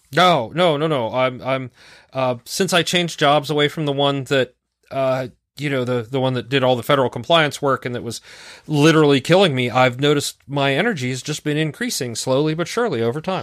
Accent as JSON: {"language": "English", "region": "North Carolina", "country": "United States", "tie": "born or raised there", "also_born_or_lived": "Pennsylvania", "accent": "southern", "said": "I was born in Pennsylvania, and we moved to North Carolina when I was, like, four"}